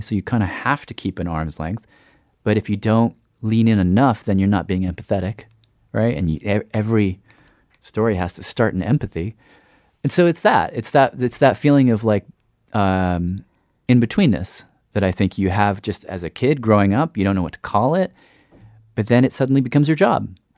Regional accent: Tennessee, United States; also born or lived in Syracuse, New York / Lebanon; I grew up in Tennessee. Uh, we moved there when I was five, I think

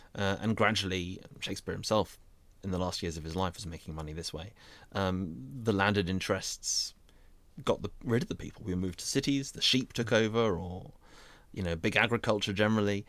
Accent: North Surrey, South East England, United Kingdom; where I grew up in North Surrey

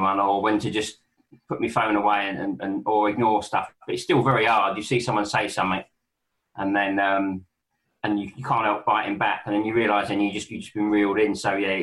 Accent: London, United Kingdom; I was brought up in Balham.

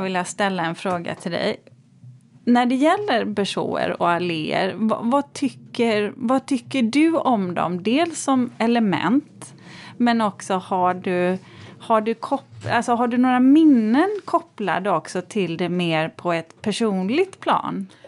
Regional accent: Borås, Västra Götaland, Sweden; jag är ju uppvuxen i Borås

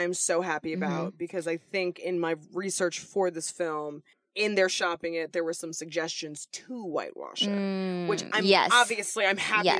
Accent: Los Angeles, California, United States; growing up in Los Angeles, California

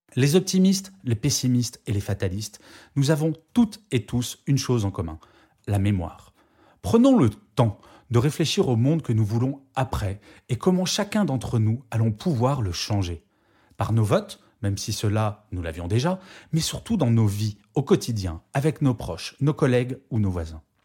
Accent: France; je suis extrêmement fier de mon pays

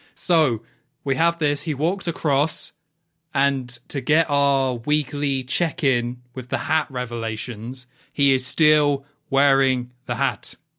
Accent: United Kingdom; I'm British

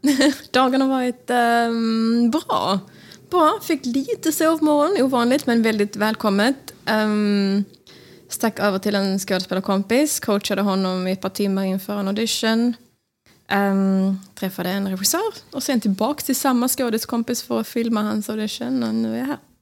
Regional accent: Smygehamn, Skåne, Sweden; now in New York, United States; Jag är från Smygehamn

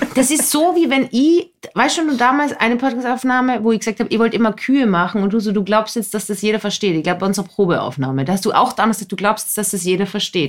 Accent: Austria; ich bin ja keine typische Österreicherin.

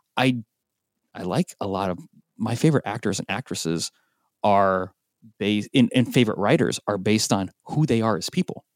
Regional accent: Portland, Oregon, United States; Portland, Oregon, which is my hometown

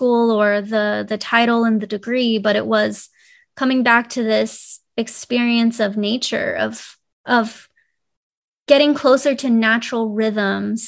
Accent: Florida, United States; moved away as an adult; now in California, United States; growing up in Florida

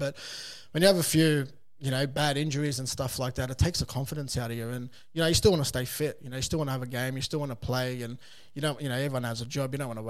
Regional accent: Sydney, New South Wales, Australia; growing up around South Sydney my whole life

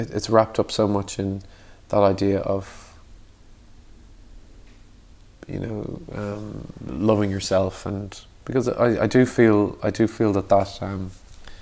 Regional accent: Dublin, Leinster, Ireland; We grew up in Dublin and it was very Catholic kind of upbringing

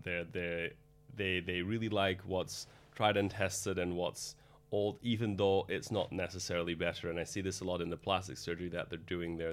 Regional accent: Antwerp, Flanders, Belgium; moved away as an adult; also born or lived in Rotterdam; now in London, United Kingdom; I'm from Antwerp, Belgium

